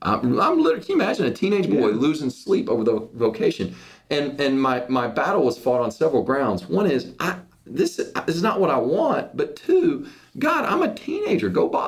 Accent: Cincinnati, Ohio, United States; born there; And so I was born in Cincinnati, Ohio.

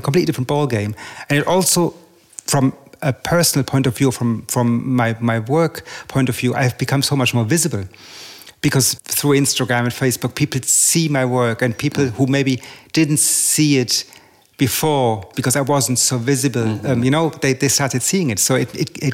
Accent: Germany; also born or lived in England; now in Paris, France; I was born in Germany, I studied in England, I live in Paris

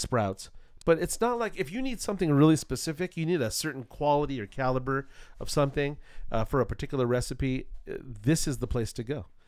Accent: Culver City, California, United States; when I was young, I grew up in Culver City, California

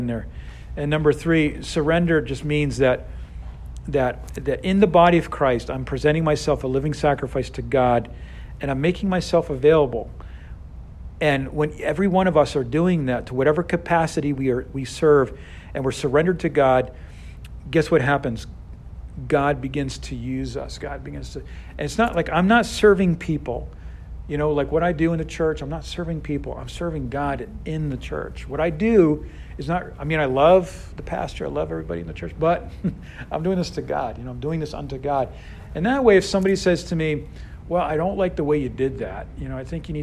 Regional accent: Boston, Massachusetts, United States; now in Houston, United States; I'm from Boston

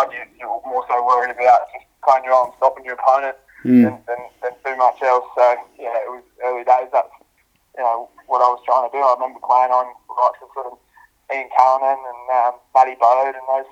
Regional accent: Wollongong, New South Wales, Australia; moved away as an adult; also born or lived in Western Australia; now in Adelaide, Australia; When I was really young, dad got some work over in Wollongong in New South Wales, so we moved over to New South Wales

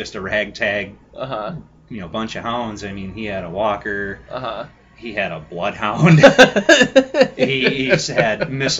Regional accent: Luzerne, Michigan, United States; I grew up in Luzerne, Michigan.

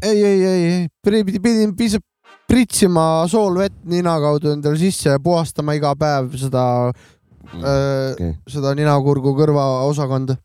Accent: Estonia; ma olen eestlane

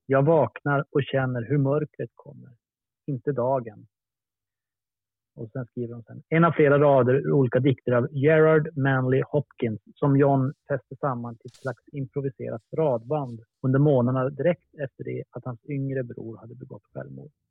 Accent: Luleå, Norrbotten County, Sweden; Luleå där jag är uppvuxen

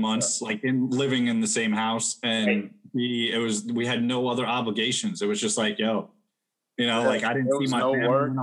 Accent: New Jersey, United States; also born or lived in Atlantic City; now in Florida, United States; I grew up in Jersey also

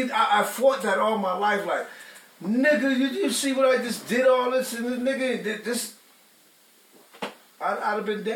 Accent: New York, United States; Born and raised in New York.

